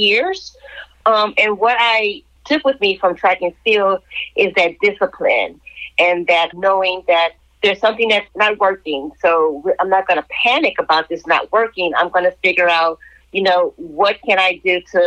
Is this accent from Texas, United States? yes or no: yes; Galveston, Texas, United States; also born or lived in Houston, Texas; I grew up in Texas. I grew up in Galveston Island. And then my mom and my stepfather moved to Houston.